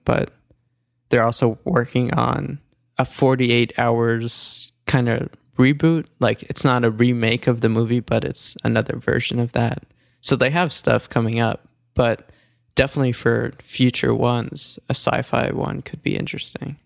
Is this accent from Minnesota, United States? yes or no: no; New York, United States; I'm from New York